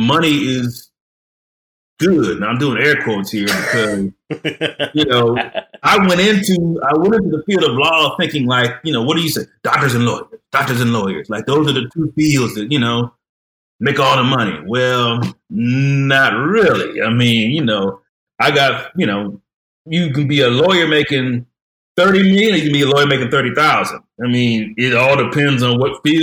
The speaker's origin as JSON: {"language": "English", "town": "Detroit", "region": "Michigan", "country": "United States", "tie": "born or raised there", "moved": "yes", "lives_now": "Fort Worth, United States", "said": "just a normal kid growing up in Detroit, Michigan"}